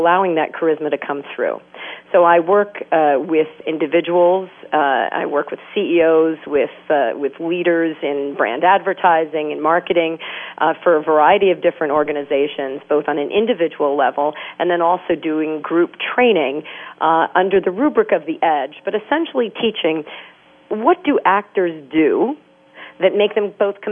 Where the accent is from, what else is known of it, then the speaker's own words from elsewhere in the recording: New York City, New York, United States; I'm from New York City